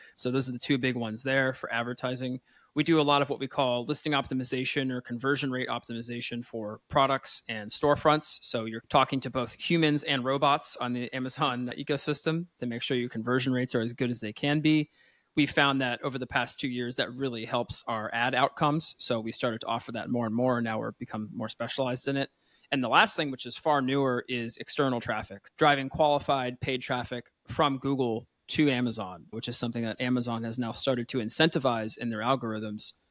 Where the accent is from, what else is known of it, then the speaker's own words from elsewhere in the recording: Pennsylvania, United States; now in France; I'm from Pennsylvania, though I do live here in France